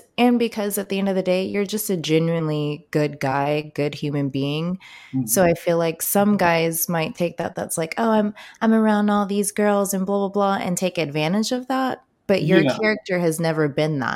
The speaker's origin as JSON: {"language": "English", "town": "Baltimore", "region": "Maryland", "country": "United States", "tie": "born or raised there", "moved": "yes", "said": "I grew up in Baltimore"}